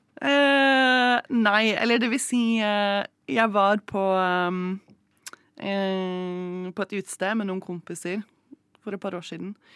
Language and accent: Norwegian; Moss, Østfold, Norway; Moss, der jeg vokste opp